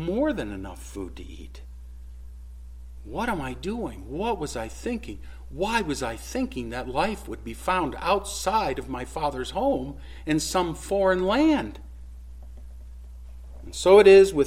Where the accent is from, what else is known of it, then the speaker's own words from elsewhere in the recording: Jeffrey Dahmer's hometown, Ohio, United States; Jeffrey Dahmer grew up in my hometown